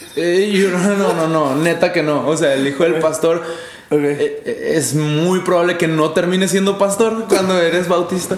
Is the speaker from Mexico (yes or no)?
yes; Mexico; now in El Paso, United States; como ciudadano mexicano